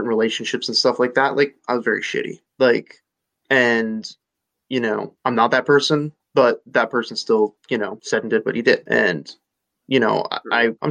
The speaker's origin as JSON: {"language": "English", "town": "Nazareth", "region": "Pennsylvania", "country": "United States", "also_born_or_lived": "Reading, Pennsylvania", "moved": "as an adult", "said": "I came from Nazareth, went to a, like very wealthy, like I went to school, like college with very wealthy people"}